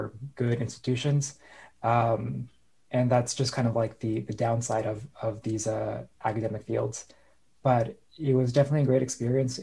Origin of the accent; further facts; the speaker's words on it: Orange County, Southern California, United States; moved away as an adult; now in San Francisco, United States; I'm from Southern California, born and raised. I moved up to San Francisco for law school